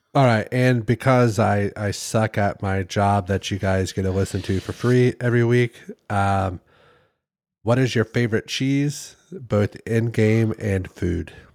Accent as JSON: {"language": "English", "region": "Midwest", "country": "United States", "said": "I'm from the Midwest"}